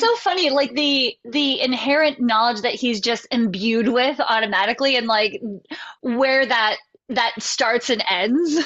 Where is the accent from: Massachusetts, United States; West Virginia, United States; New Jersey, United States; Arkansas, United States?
West Virginia, United States; we grew up in West Virginia and we had two channels